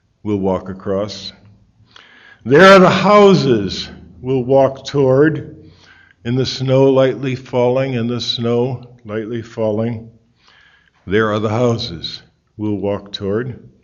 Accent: Connecticut, United States; I'm from Connecticut

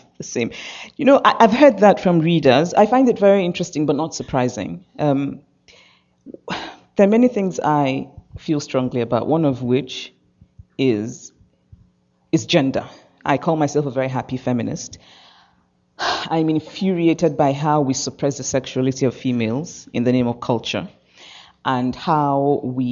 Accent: Nigeria; moved away as an adult; I'm Nigerian

